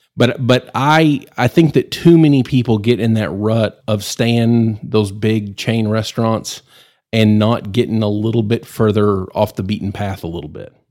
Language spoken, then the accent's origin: English; Amarillo, Texas, United States; I'm uh, born and raised in Amarillo